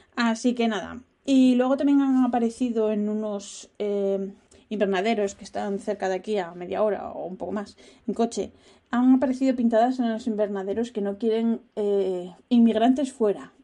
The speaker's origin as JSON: {"language": "Spanish", "country": "Spain", "moved": "as an adult", "lives_now": "Netherlands", "said": "soy española"}